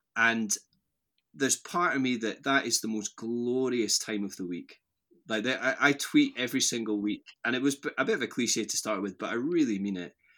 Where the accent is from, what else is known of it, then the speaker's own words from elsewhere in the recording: Strathblane, Scotland, United Kingdom; moved away as an adult; also born or lived in Lanarkshire / Airdrie / Aberdeen / Bristol; now in Edinburgh, United Kingdom; I grew up just outside Glasgow, so my mum and dad live in this little village called Strathblain, which is halfway between Loch Lomond and Glasgow city centre. So that's where I, I grew up